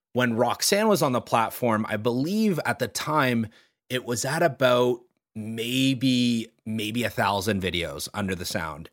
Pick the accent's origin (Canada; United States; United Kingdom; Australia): Canada; Toronto, Ontario; growing up in Toronto